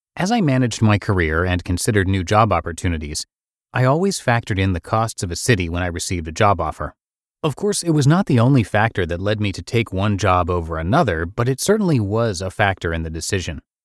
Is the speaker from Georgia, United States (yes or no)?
no; small town in Iowa, United States; moved away as an adult; My family was from a small town in Iowa where absolutely nothing was going on for me job-wise.